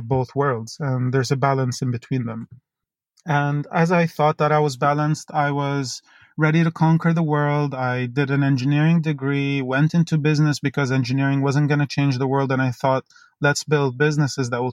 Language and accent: English; Dubai, United Arab Emirates; I grew up in Dubai. I was born there to polar opposite parents